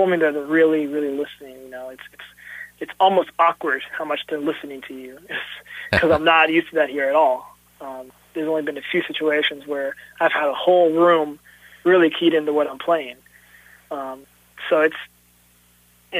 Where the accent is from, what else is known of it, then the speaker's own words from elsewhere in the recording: Jefferson City, Missouri, United States; also born or lived in Dallas, Texas; now in Kansas City, United States; I was born in Dallas, Texas, but I was raised in Jefferson City, Missouri